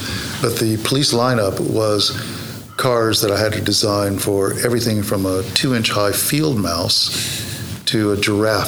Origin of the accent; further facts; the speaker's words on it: United States; moved away as an adult; now in London, United Kingdom; This is my home state